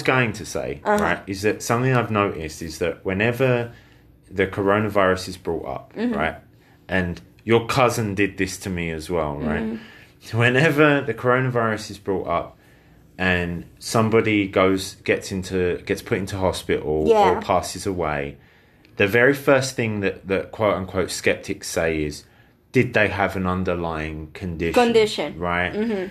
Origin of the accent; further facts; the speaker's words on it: United Kingdom; I'm a Brit